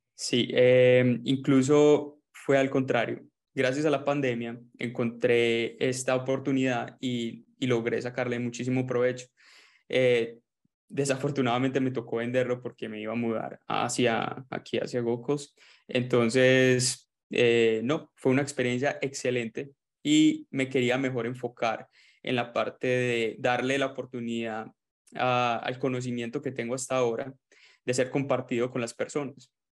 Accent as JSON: {"language": "Spanish", "town": "Medellín", "region": "Antioquia", "country": "Colombia", "also_born_or_lived": "Melbourne, Australia", "moved": "as an adult", "lives_now": "Gold Coast, Australia", "said": "soy colombiano de Medellín"}